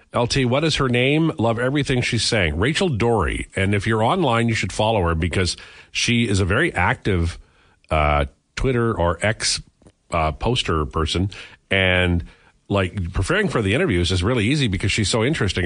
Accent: Saskatchewan, Canada; moved away; growing up in Saskatchewan, the, the hippie movement didn't get there for three years

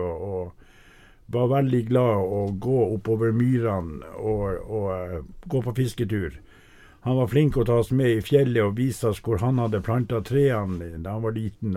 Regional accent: Saura, Andøya, Nordland, Norway; jeg vokste opp midt på Andøya, på Saura

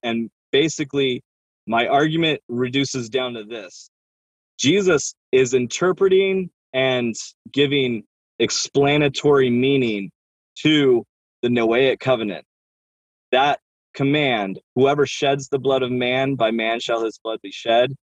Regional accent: Oregon, United States; I, I grew up in Oregon

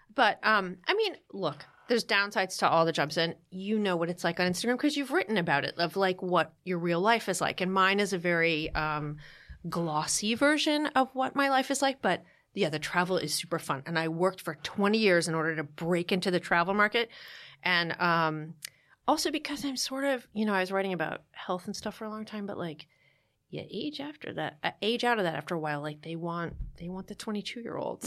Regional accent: New Jersey, United States; I'm from New Jersey

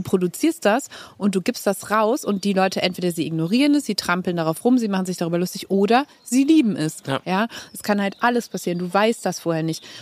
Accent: Cologne, North Rhine-Westphalia, Germany; accent: Kölsch; first language Kölsch; weil das halt meine Sprache ist, meine Muttersprache

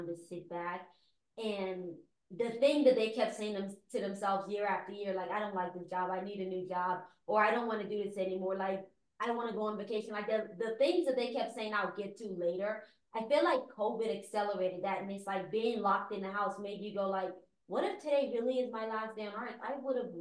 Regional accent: Guyana; now in United States; I am an immigrant. I was born in Guyana. Growing up there, my parents owned their own business

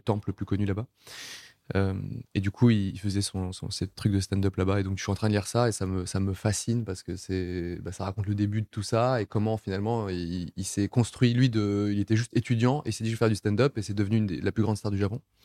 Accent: Nice, Provence-Alpes-Côte d'Azur, France; c'est le pays où j'ai toujours vécu. Je suis né en France, à, Nice, dans le sud de la France.

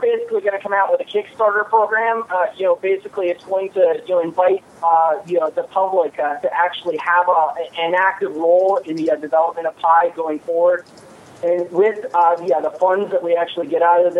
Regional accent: Michigan, United States; I'm from Michigan

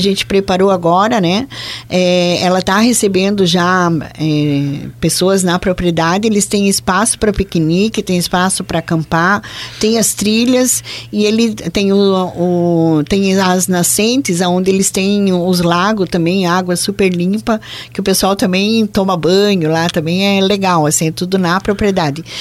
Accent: Joinville, Santa Catarina, Brazil; accent: Joinville accent mixed with German and Italian; daqui de Joinville, onde a gente tem um sotaque, né? Misturado com alemão, italiano

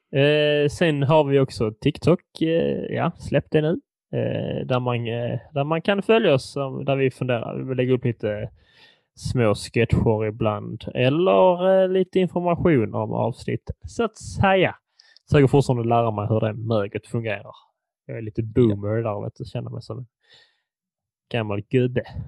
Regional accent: Furulund, Skåne, Sweden; min hemstad Furulund

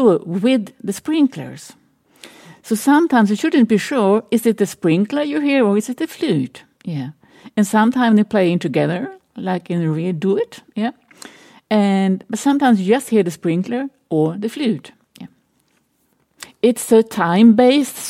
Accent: small city outside Stockholm, Stockholm County, Sweden; now in Berlin, Germany; I grew up in Sweden, in a small city outside of Stockholm

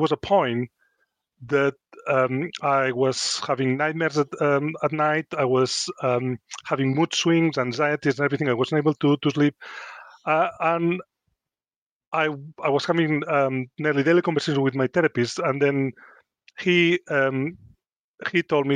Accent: Spain; English is a second language; moved away as an adult; also born or lived in Luton; now in Chesterfield, United Kingdom; I come from Spain, it's quite a macho culture. If you ask any boy, it's changing a bit, but when I was growing up, everybody wants to be a footballer or a matador.

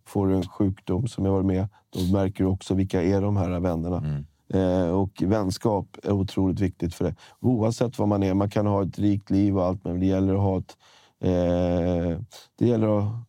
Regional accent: Stockholm, Stockholm County, Sweden; Jag är från Stockholm, Sverige

